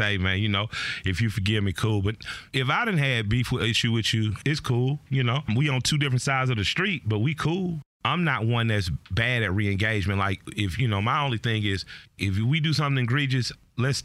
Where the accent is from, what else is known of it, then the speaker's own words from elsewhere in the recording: Atlanta, Georgia, United States; I'm from the West Side.